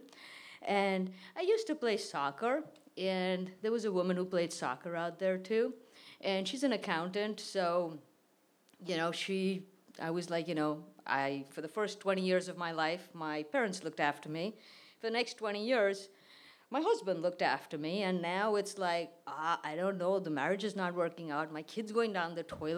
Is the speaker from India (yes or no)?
yes; India; moved away; my childhood, my life in India